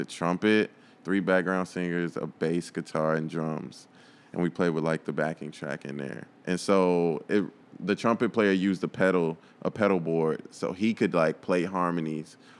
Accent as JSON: {"language": "English", "area": "Chicago suburbs", "region": "Illinois", "country": "United States", "tie": "born or raised there", "said": "I was born in Chicago, but, like, my parents, like, moved us to the burbs"}